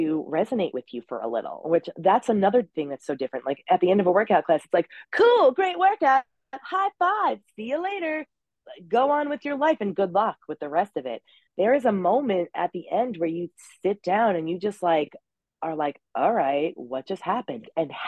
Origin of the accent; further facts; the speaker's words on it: Long Island, New York, United States; I'm from New York. That's the Long Island.